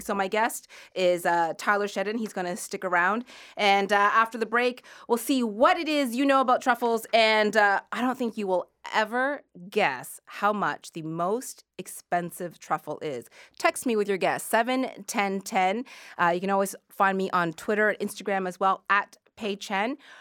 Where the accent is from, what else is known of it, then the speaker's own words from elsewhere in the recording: Halifax, Nova Scotia, Canada; I grew up in Halifax, and when I was a kid, we used to, uh, go clam digging for fun